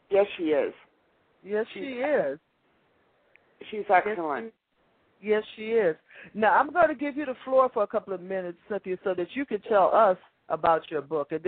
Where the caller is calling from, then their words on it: St. Petersburg, Florida, United States; Yes, I'm calling from St. Petersburg, Florida.